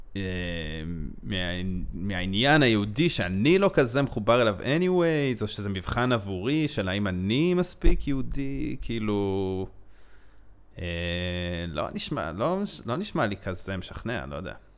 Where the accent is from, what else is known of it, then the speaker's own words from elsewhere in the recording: Israel; אני ישראלי